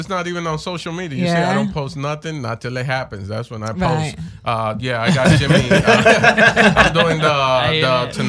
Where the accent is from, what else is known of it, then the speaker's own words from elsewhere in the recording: Puerto Rico; I was born in Puerto Rico